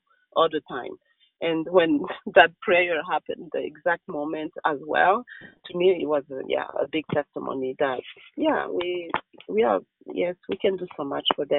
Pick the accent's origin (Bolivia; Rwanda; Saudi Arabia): Rwanda; moved away; when we were growing up in Rwanda